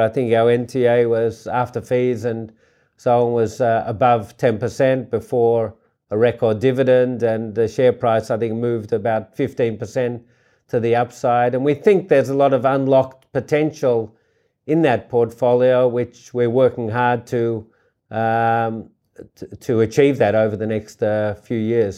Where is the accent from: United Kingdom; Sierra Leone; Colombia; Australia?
Australia; also born or lived in New York; I really wanted to find an entrepreneurial environment in my hometown, uh, which I did with Richard Pratt and the Vizzy Group